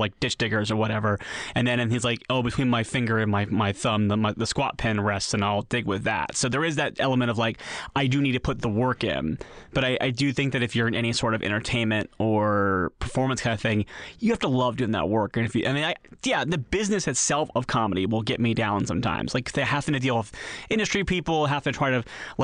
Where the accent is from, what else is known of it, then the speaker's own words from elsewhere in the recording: Columbus, Ohio, United States; now in California, United States; Columbus, Ohio, my hometown, is a pretty liberal city